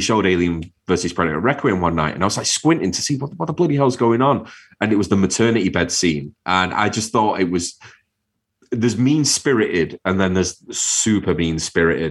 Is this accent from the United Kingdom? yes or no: yes; Manchester, North West England, United Kingdom; moved away as an adult; also born or lived in Wirral (across the water from Liverpool); I grew up in Manchester, lived there all my life